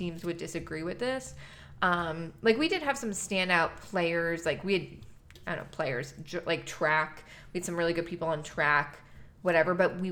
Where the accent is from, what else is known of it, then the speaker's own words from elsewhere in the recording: New York, United States; moved away; I mean, it's New York, but not like the city